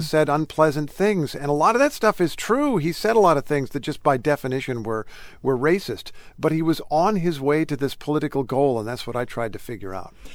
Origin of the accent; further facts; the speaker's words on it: Indiana, United States; I grew up in Indiana